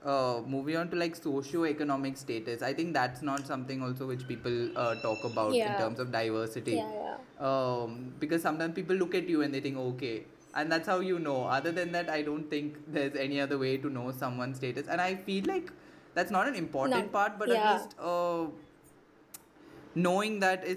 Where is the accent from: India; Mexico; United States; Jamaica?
India; Because see, I'm not from India. I mean, I'm from India, but like I'm an NRI.